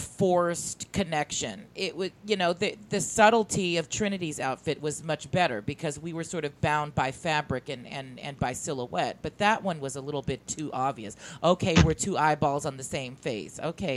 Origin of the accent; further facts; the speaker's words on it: Philippines; I'm Filipino